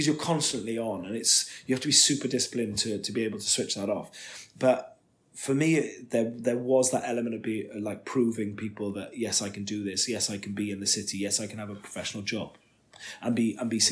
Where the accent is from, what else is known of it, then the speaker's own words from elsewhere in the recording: Wales, United Kingdom; I'm Welsh